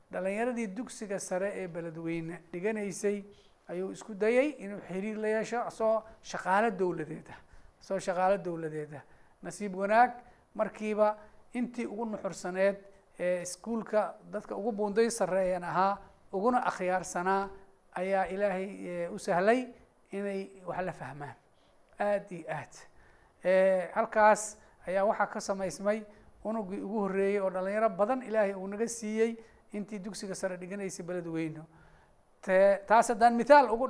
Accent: Bulo Burte, Hiran, Somalia; magaaladeydii buuloburto

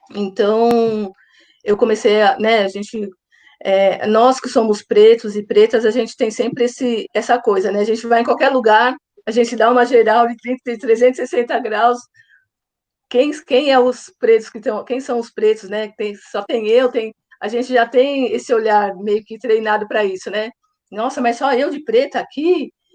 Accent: São Paulo, Brazil; sou de São Paulo

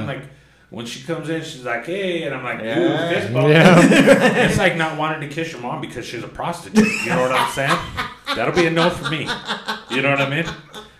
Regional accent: Colorado, United States; I'm from Colorado. We do not like New Mexican food for some reason.

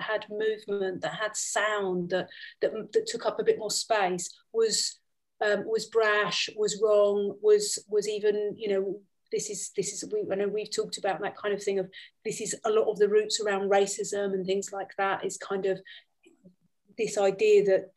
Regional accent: London, United Kingdom; moved away as an adult; now in Austria; I come from a really mixed heritage, and I grew up in London

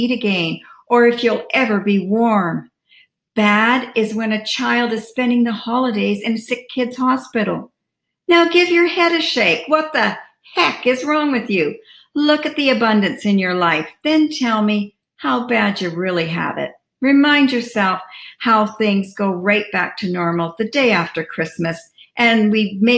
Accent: Canada; As a Canadian, we kind of start in October, as that's when our Thanksgiving is

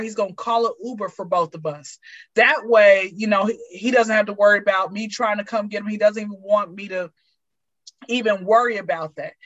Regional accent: Atlanta, Georgia, United States; I'm from Atlanta. I've been here since I was zero

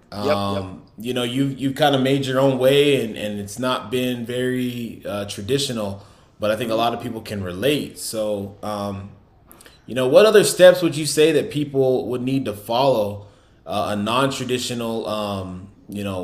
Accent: New York City, New York, United States; I know I'm from New York City, but I'm

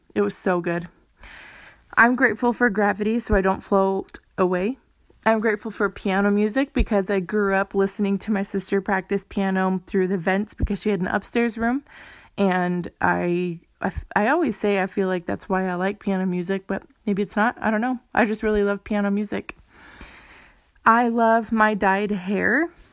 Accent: Phoenix, Arizona, United States; I'm from Phoenix

